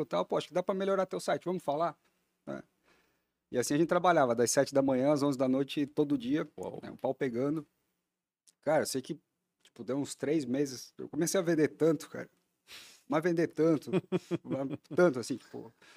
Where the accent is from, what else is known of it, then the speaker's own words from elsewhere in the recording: Blumenau, Santa Catarina, Brazil; A gente nasceu em Blumenau, minha família está lá